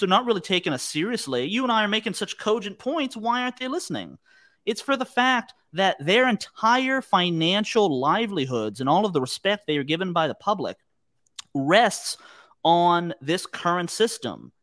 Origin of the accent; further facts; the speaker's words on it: United States; as Americans